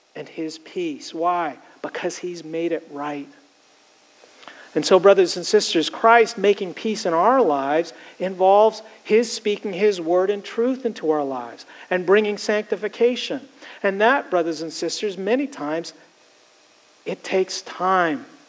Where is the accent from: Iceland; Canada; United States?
Canada; Growing up in Canada, I spent many of my high school years and college years as a camp counselor